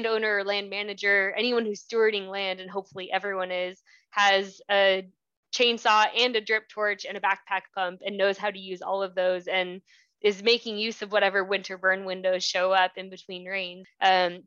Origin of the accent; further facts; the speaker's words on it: Southern California, United States; I grew up in Southern California